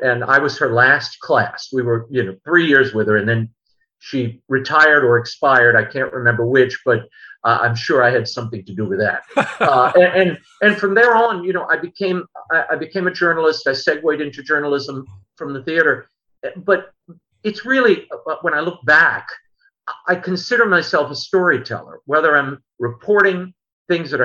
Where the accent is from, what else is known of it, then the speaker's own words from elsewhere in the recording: New Orleans, Louisiana, United States; also born or lived in New York; I grew up here in New Orleans